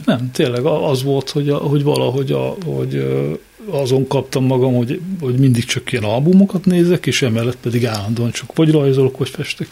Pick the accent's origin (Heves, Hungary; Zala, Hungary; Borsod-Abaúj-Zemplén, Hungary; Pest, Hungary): Borsod-Abaúj-Zemplén, Hungary; Miskolc; én is Miskolci vagyok.